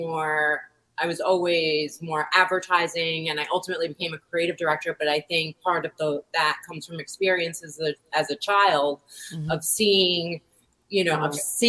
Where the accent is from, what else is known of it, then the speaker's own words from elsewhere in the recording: New York, United States; growing up in New York, art is all around you